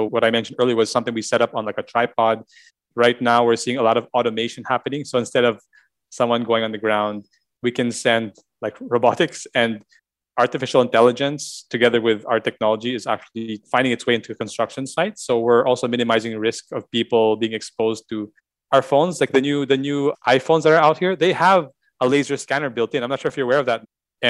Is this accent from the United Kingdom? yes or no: no; Indonesia; now in Philippines; I didn't grow up here in the Philippines. I grew up in Indonesia, but it was seeing that house and preserve the way it was helped me also reconnect with my history a bit, even if we didn't grow up here.